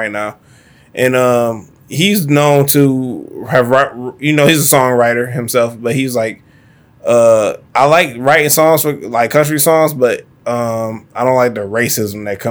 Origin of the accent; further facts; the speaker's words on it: Detroit, Michigan, United States; I'm from Detroit